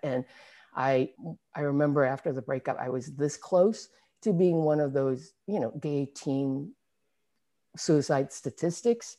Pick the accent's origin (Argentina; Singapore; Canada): Singapore; moved away as an adult; now in San Francisco Bay Area, United States; I was born in, born and raised in Singapore. I didn't, I left when I was twenty-three, actually, so I was already, you know, an adult